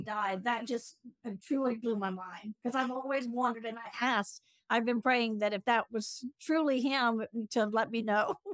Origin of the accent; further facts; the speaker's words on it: Greenville, South Carolina, United States; I'm also from Greenville, South Carolina